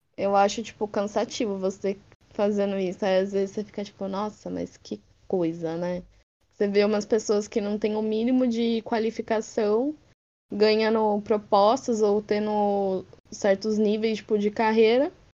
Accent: Brazil; sendo brasileiro

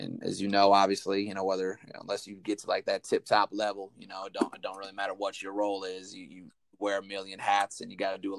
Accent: Northwest Indiana, United States; where I grew up, Northwest Indiana, better known as to the people around there and people that have a understanding of Indiana, the region

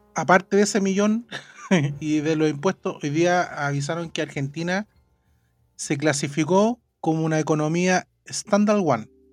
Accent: Chile

